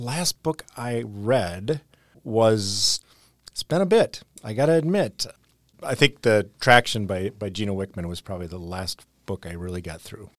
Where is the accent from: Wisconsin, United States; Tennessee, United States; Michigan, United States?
Wisconsin, United States; Whitewater; Whitewater, Wisconsin